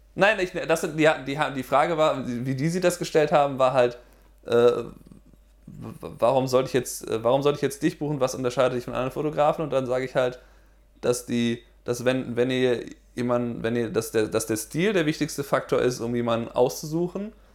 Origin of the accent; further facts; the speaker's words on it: Germany; now in United States; bin ich als Deutscher in den USA